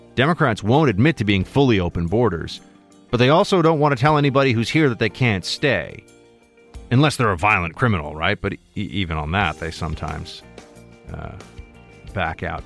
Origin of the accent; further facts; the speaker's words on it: New York City, New York, United States; I was born here. I was born in New York City